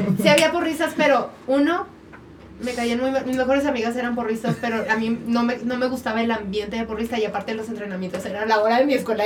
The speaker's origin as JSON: {"language": "Spanish", "town": "Cuauhtémoc", "region": "Chihuahua", "country": "Mexico", "tie": "born or raised there", "moved": "yes", "lives_now": "Mexico City, Mexico", "said": "yo también soy de Cuauhtémoc, Chihuahua"}